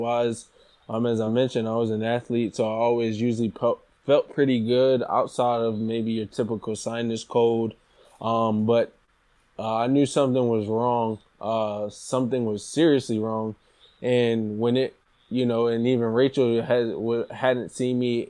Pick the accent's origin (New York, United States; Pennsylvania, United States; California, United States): Pennsylvania, United States; Philadelphia; moved away as an adult; now in Hillsborough, United States; I'm originally from Philadelphia. And I ventured to New Jersey for college